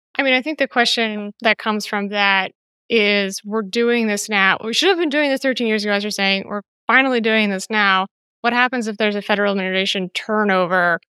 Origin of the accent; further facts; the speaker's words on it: United States; now in Greece; my life is as an American because of all of this? I don't actually live in the States, so it doesn't apply to me, and I'm in Greece